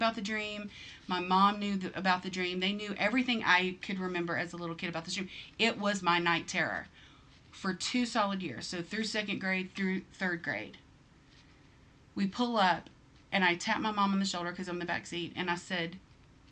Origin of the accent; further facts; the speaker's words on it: the South, United States; I'm from the South